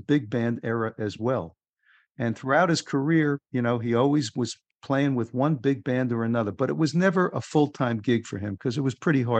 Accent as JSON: {"language": "English", "region": "New York", "country": "United States", "tie": "born or raised there", "said": "I grew up in New York"}